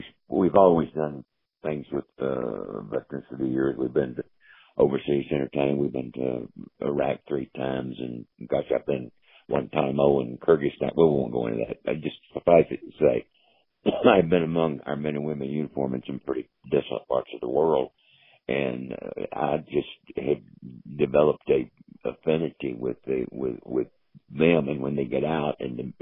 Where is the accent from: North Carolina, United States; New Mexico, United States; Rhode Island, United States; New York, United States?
North Carolina, United States; Wilmington; born or raised there